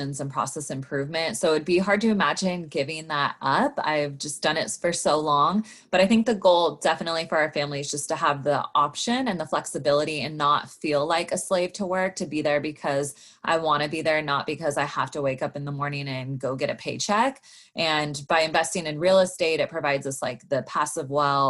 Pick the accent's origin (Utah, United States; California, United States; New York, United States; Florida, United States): California, United States; Sacramento; moved away as an adult; now in Los Angeles, United States; I grew up in Sacramento, California.